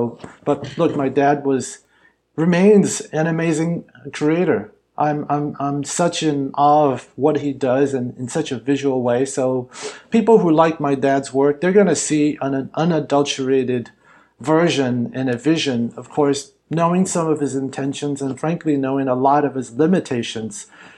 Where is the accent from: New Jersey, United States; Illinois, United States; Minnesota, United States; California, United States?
California, United States; Hollywood; Look, growing up Chinese American, and actually growing up in Hollywood, I thought I had to go to China in order to make content that had people who looked like me in central roles.